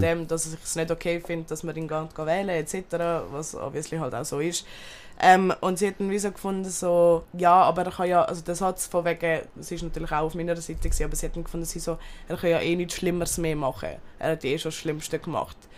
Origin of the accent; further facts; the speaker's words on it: Turkey; Ich bin selber aus der Türkei, Bazarcık und Antep